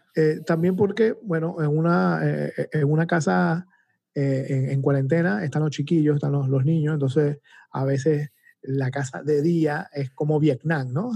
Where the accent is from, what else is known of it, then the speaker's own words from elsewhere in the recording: Venezuela; moved away as an adult; now in Panama; cuando yo vivía en Venezuela hace más de 12 años